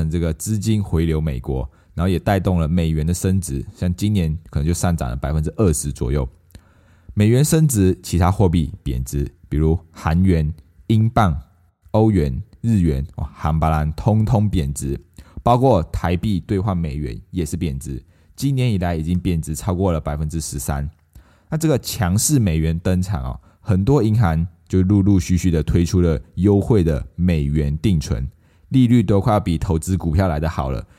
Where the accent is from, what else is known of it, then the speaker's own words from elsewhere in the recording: Malaysia; now in Taiwan; 那时候我刚从马来西亚来到台湾的时候，因为我还分不清楚旅馆啊、旅店、酒店这一些东西。因为我在马来西亚，我我我们都会说我们要去酒店